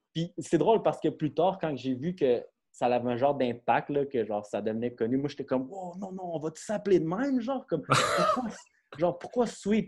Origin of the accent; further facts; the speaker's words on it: Brossard, Quebec, Canada; on vient de Brossard, puis on est à Montréal.